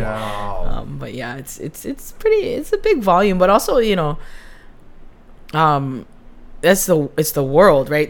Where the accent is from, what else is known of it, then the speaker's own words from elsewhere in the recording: Hawaii, United States; that identity of like being Hawaiian and in science